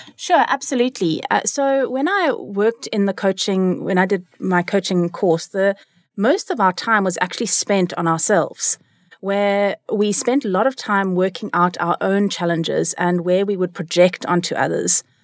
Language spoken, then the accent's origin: English; Cape Town, Western Cape, South Africa; also born or lived in California, United States; I am from Cape Town. I grew up here besides a stint in America, where I lived in California